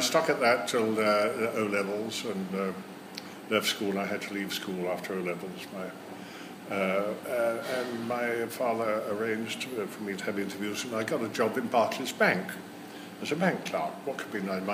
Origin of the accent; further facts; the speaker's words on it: Brighton, South East England, United Kingdom; I was born in Brighton in 1937, which was just before the war, and of course my earliest memories are of the wartime, which is very strange, really, at the seaside